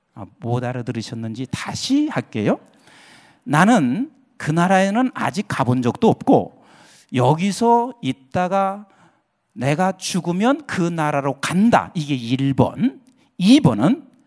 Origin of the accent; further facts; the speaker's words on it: Boryeong, South Chungcheong, South Korea; moved away; 제 고향이 충청남도 대천이에요.